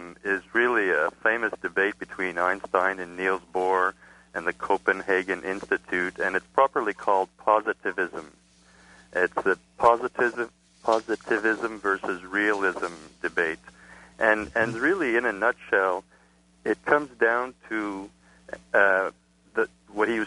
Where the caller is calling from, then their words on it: Montreal, Quebec, Canada; I'm calling from Montreal